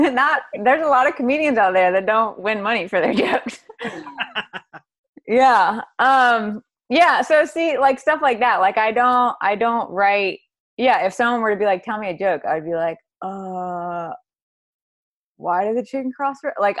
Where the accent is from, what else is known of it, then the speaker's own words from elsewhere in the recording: the South, United States; whether it's growing up in the South, whether it's being a preacher's kid